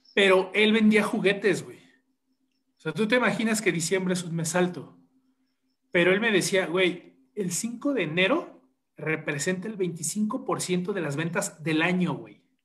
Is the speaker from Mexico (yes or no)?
yes; State of Mexico, Mexico; soy morro del Estado de México